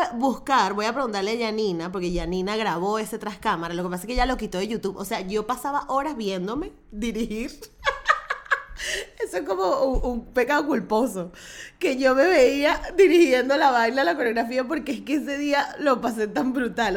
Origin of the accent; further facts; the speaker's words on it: Venezuela; soy venezolana y creo en los pesebres